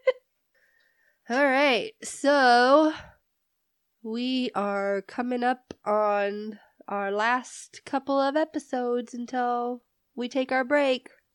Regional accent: Indiana, United States; moved away as an adult; also born or lived in California; now in New Mexico, United States; I was born in California. I grew up in Indiana, and now I'm living in New Mexico

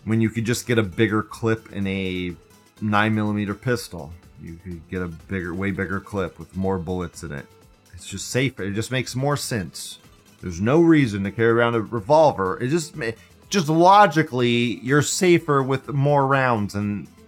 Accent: United States; I'm an American fucking citizen.

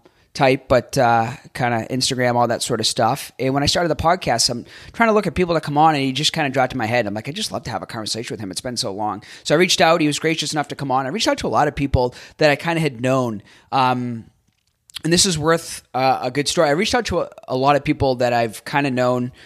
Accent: Boston, Massachusetts, United States; moved away as an adult; now in Tampa, United States; growing up in Boston in the Northeast

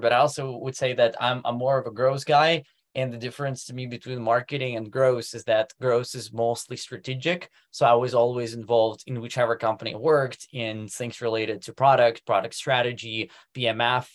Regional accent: Moscow, Russia; moved away as an adult; also born or lived in Silicon Valley, United States; now in Germany; I'm actually originally from Moscow, ran my first business at the age of 17

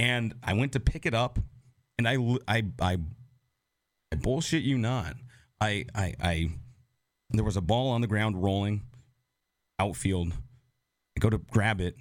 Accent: Seattle, Washington, United States; now in Nashville, United States; I come from Seattle

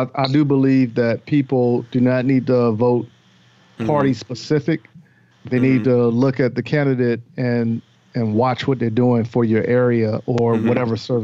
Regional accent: Newport News, Virginia, United States; I grew up in the Virginia area, Newport News, Virginia

